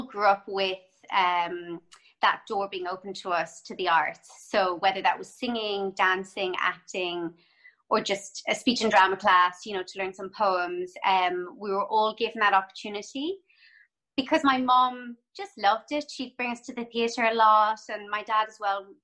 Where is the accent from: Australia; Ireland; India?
Ireland; Cork, Munster; moved away as an adult; also born or lived in Dublin, Ireland / London, United Kingdom / Toronto, Canada; I grew up in Cork